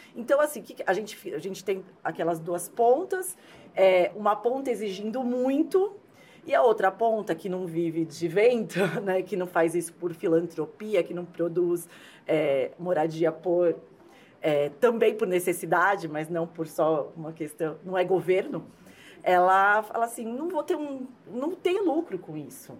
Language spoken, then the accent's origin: Portuguese; São Paulo, Brazil; eu sou de São Paulo